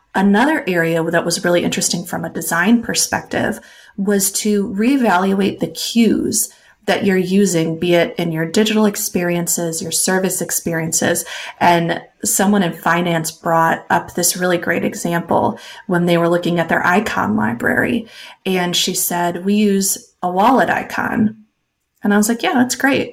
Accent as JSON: {"language": "English", "region": "Wisconsin", "country": "United States", "said": "I am from Wisconsin. You cannot shake the cheese out of a Wisconsin girl."}